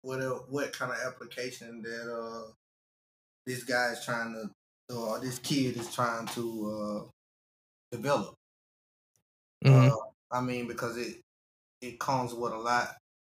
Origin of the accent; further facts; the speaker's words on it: Chicago, Illinois, United States; I really appreciate my hometown. Chicago was a big influence on it. Like, Chicago really stood up. My hometown really stood up.